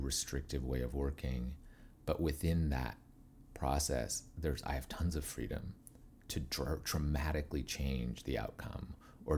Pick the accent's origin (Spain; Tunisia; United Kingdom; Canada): Canada; Calgary, Alberta; moved away; I grew up in St. Albert, Alberta, which is north of Edmonton, when I was very young, and then lived in Calgary, Alberta, so Western Canada